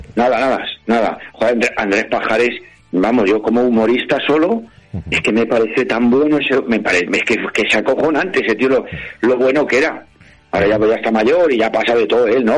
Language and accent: Spanish; Madrid, Community of Madrid, Spain; yo soy de Madrid